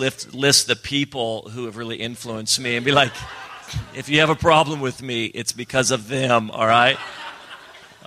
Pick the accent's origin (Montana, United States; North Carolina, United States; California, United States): California, United States; Redding; I was born and raised in Redding, California